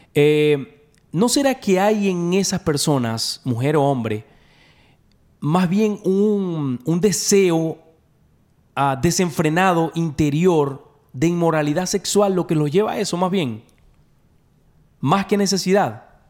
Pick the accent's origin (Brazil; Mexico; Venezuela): Venezuela; now in Dallas, United States; Nosotros somos de Venezuela